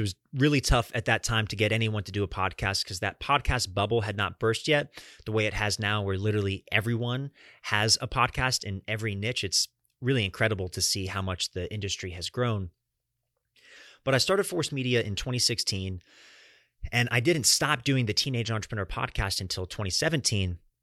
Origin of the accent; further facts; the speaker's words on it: Atlanta, Georgia, United States; also born or lived in Fort Lauderdale, Florida / Fort Myers, Florida; Atlanta has been home to me and my family over the last twenty-two years.